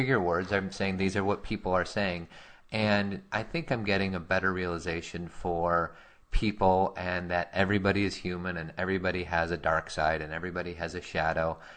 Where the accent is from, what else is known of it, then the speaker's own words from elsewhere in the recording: Chicago, Illinois, United States; as a kid growing up in Chicago